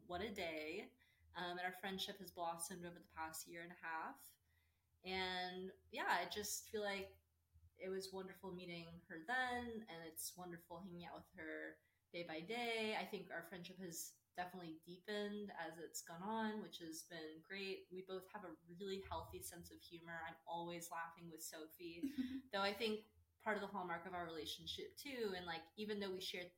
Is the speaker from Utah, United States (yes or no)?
no; Austin, Texas, United States; also born or lived in Dallas, Texas; I was born and raised in Austin, Texas